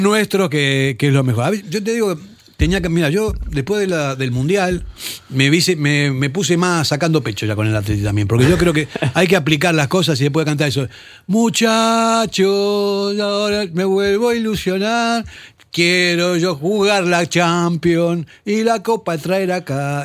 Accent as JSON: {"language": "Spanish", "country": "Argentina", "moved": "yes", "said": "yo que soy argentino"}